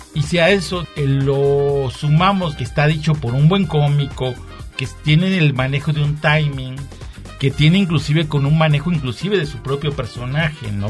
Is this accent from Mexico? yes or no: yes; Mexico; soy mexicano, me gustan las tecolotas y los tacos de canasta